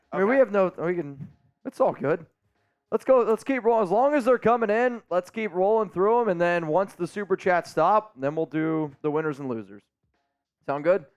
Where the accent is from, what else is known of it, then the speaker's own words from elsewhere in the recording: Northeast, United States; I'm from the Northeast